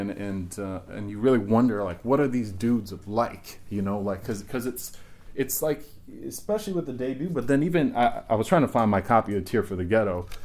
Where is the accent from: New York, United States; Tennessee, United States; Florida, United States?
New York, United States; New York City; Yeah, I grew up in the Bronx.